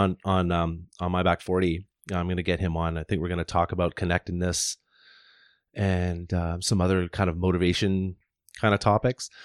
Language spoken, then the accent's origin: English; Deep River, Ontario, Canada; moved away; also born or lived in Whistler / Squamish; I grew up in Ontario, near Ottawa, like, uh, Deep River, Ontario, tiny little town in Ontario.